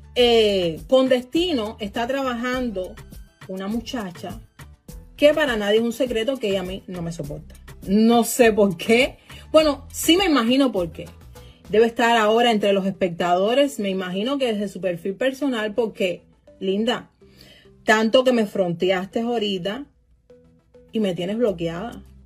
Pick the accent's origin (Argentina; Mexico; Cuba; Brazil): Cuba; now in United States; Yo soy americana y lo digo con muchísimo orgullo. Soy cubana americana